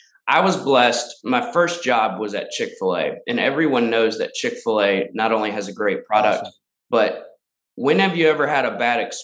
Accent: Danville, Virginia, United States; moved away as an adult; also born or lived in Lynchburg, Virginia; now in Charlotte, United States; my hometown of Danville, Virginia.

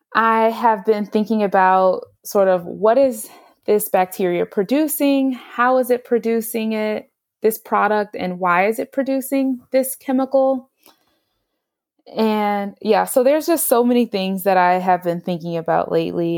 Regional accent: Houston, Texas, United States; moved away as an adult; now in New Jersey, United States; I grew up in Houston

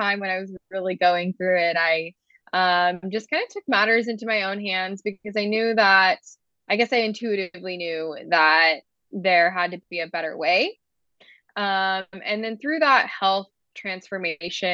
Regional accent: Georgia, United States; moved away as an adult; now in Utah, United States; I grew up in Georgia, lived there my whole life

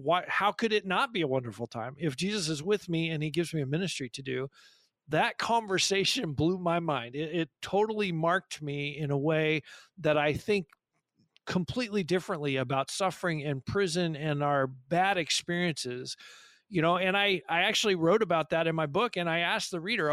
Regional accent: California, United States; also born or lived in Papua New Guinea

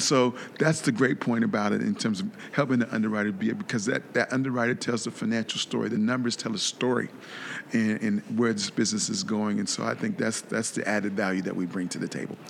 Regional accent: Columbus, Ohio, United States; moved away as an adult; now in South Florida, United States; I'm originally from Columbus, Ohio moved uh, to South Florida about 15 years ago

